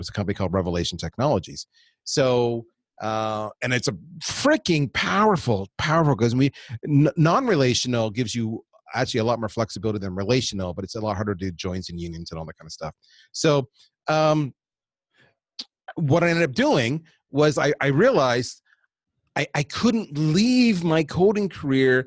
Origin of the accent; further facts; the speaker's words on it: Canada; also born or lived in United States; we're Canadian